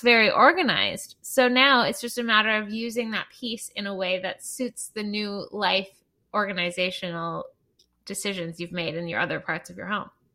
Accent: Canada; I'm Canadian

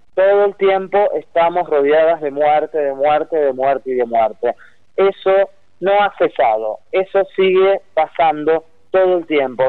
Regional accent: San Justo, Buenos Aires Province, Argentina; yo vivo justamente a unas cuadras de la Ruta 3, soy de San Justo, de Loma del Mirador precisamente

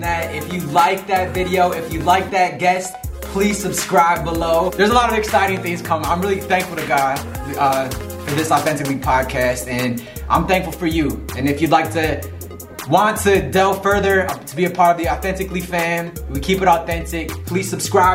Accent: Michigan, United States; I'm from Michigan

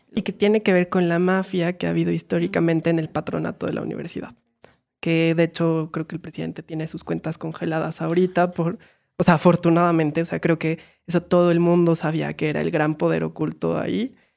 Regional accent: Pachuca, Hidalgo, Mexico; moved away; soy de Pachuca

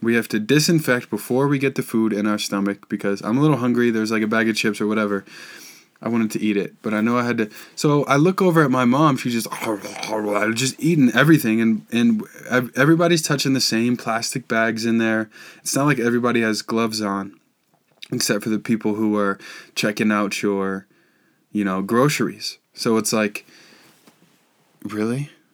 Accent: Boulder, Colorado, United States; I'm from Boulder

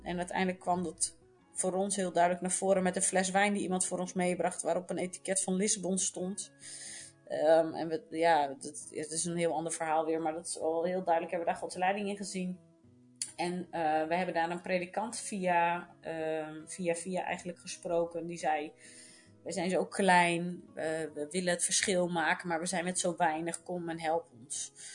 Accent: Netherlands; moved away as an adult; now in Portugal; wij als Nederlanders zijn dat niet gewend

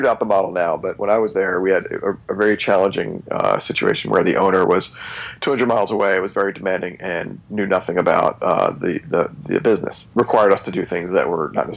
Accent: New Jersey, United States; I'm from New Jersey

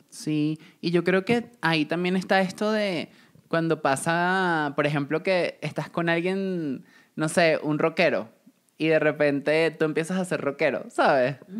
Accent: Venezuela; moved away as an adult; cuando me fui de Venezuela y trabajé

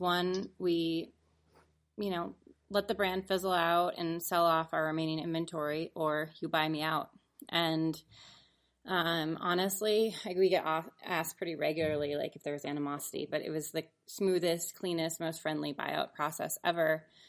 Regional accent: Seattle, Washington, United States; also born or lived in San Francisco / Denver; now in Sun Valley, United States; I'm from Seattle area

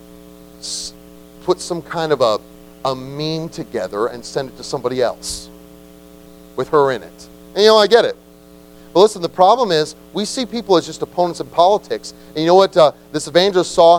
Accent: United States; we are so American

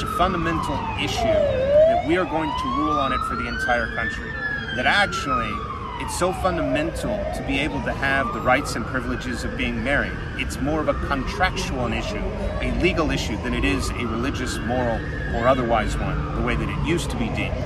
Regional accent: Texas, United States; moved away; I'm a Texan abroad

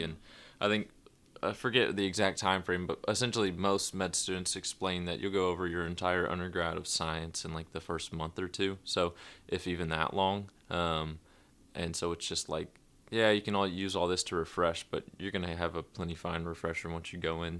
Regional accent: Nashville, Tennessee, United States; moved away as an adult; also born or lived in Rome, Georgia; born and raised in Nashville

